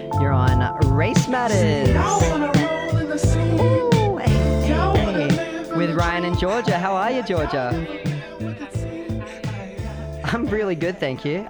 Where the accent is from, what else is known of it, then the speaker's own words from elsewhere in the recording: Wollongong, New South Wales, Australia; also born or lived in Gadigal country, Sydney; now in Sydney, Australia; I was born and raised in Wollongong and Dharawal country, living in Gadigal country as well.